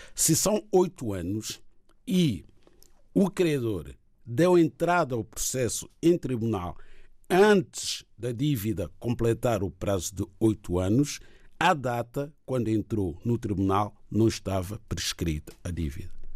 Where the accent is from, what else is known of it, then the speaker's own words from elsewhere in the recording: Guinea-Bissau; a minha terra, que é Guiné-Bissau